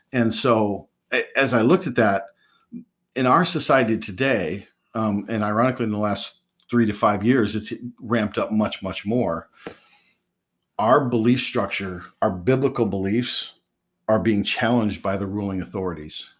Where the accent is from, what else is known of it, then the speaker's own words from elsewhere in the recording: West Michigan, United States; I grew up in West Michigan, so I grew up around Christianity completely